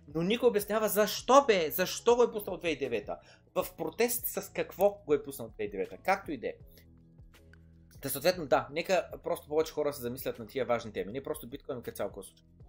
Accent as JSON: {"language": "Bulgarian", "town": "Varna", "region": "Varna Province", "country": "Bulgaria", "tie": "born or raised there", "said": "моят роден край Владислав изведнъж става такъв, става центъра на града"}